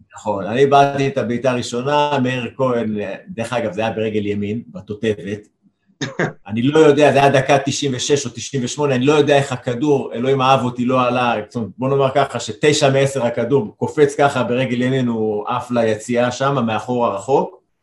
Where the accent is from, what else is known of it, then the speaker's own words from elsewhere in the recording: Jerusalem, Jerusalem District, Israel; אני אה, אומנם ירושלמי, אבל גדלתי בצד, בצד האדום